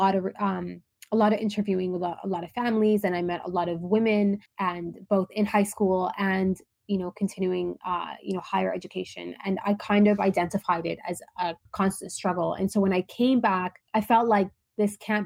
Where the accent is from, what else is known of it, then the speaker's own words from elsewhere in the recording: Toronto, Ontario, Canada; also born or lived in Dubai; I grew up in Toronto, in Canada. And, you know, I'm originally from Palestine. My parents were born in Gaza. They grew up in Egypt. I was born in Dubai, moved to Canada when I was very young